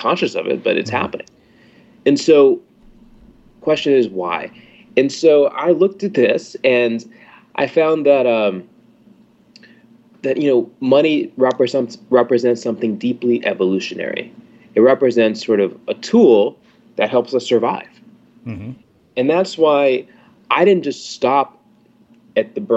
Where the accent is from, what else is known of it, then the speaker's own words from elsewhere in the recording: Atlanta, Georgia, United States; moved away as an adult; my background, I'm from Atlanta